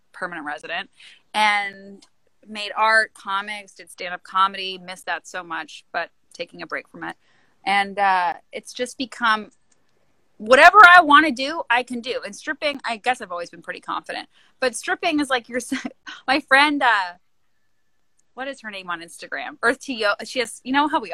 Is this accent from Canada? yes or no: yes; Canada; moved away; I'm Canadian